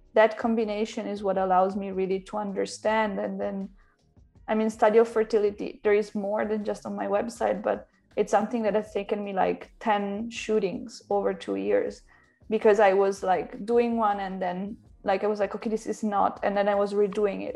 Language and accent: English; Italy; moved away as an adult; also born or lived in Milan, Italy / Berlin, Germany / London, United Kingdom / Mexico City, Mexico; now in Paris, France; I'm half Italian and half Slovak. And I grew up in Italy, I studied there, I studied in Milano.